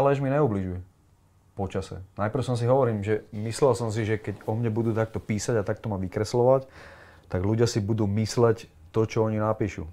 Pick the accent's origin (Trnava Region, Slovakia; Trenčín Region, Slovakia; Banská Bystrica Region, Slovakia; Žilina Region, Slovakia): Trnava Region, Slovakia; Piešťany; also born or lived in Kroměříž, Czech Republic; Narodil som sa teda v Kromiríži a moja mama sa rozviedla vlastne s Čechom, s tým môjim otcom biologickým a asi rok na to, nie, asi 4 roky na to si našla Slováka, ktorý tam bol na vojne. A on bol z Piešťan. A zobrali sa, presťahovali sa do Piešťan aj so mnou